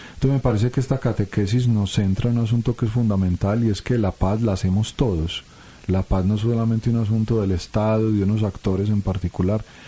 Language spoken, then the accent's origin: Spanish; Colombia; como colombianos